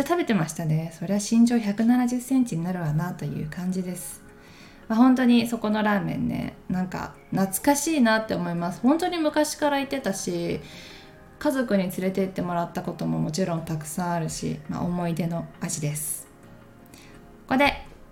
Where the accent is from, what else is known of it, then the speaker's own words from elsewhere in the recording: Takayama, Gifu, Japan; moved away; 私の地元岐阜県高山